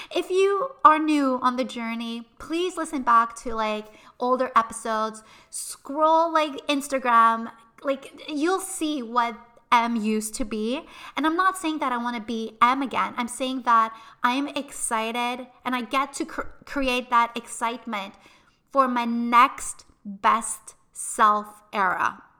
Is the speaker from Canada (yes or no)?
yes; Montreal, Quebec, Canada; we are originally from Montreal